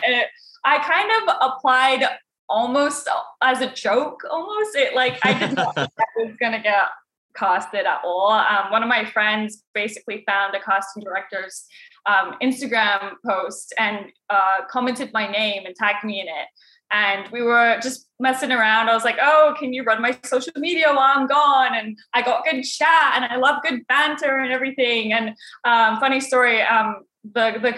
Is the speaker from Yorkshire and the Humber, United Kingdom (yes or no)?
no; London, United Kingdom; now in Scottsdale, United States; So I'm from South London.